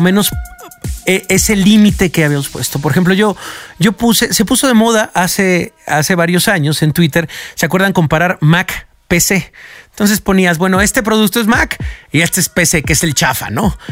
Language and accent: Spanish; Mexico; como mexicanos